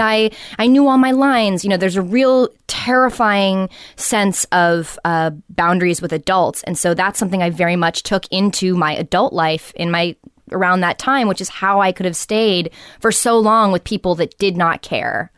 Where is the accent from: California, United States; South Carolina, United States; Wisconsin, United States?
California, United States; Los Angeles; growing up in Venice too